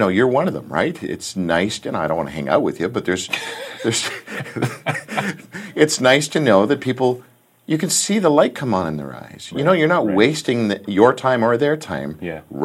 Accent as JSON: {"language": "English", "country": "Canada", "said": "we're Canadian"}